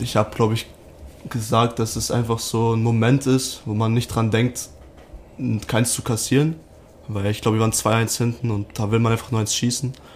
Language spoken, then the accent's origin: German; Arnsberg, North Rhine-Westphalia, Germany; also born or lived in Salzburg; now in Rosenheim, Germany; Ich komme aus Arnsberg, das ist in der Nähe von Dortmund aus NRW.